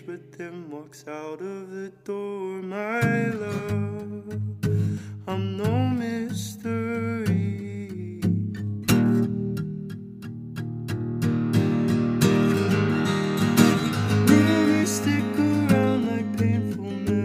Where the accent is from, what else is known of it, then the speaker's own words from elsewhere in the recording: Atlanta, Georgia, United States; moved away as an adult; now in Nashville, United States; growing up in Atlanta was just me practicing in my room